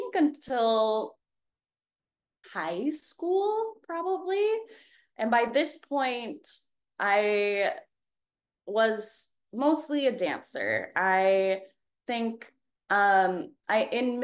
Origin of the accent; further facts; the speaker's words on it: Auburn, Washington, United States; moved away as an adult; now in New York, United States; I'm from a city 30 minutes south in the suburbs called Auburn, Washington